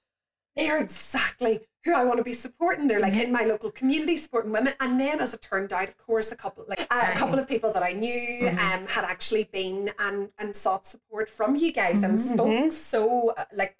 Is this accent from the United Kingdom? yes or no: yes; County Tyrone, Northern Ireland, United Kingdom; moved away as an adult; also born or lived in Australia; I grew up in County Tyrone